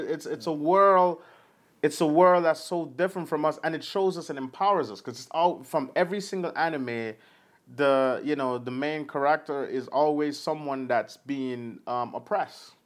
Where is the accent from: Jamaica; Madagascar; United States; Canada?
Jamaica; It's my accent. It's fine. I'm Jamaican.